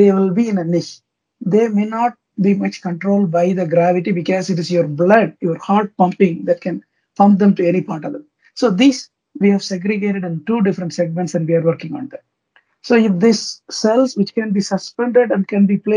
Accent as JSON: {"language": "English", "country": "India", "said": "I'm from India, India"}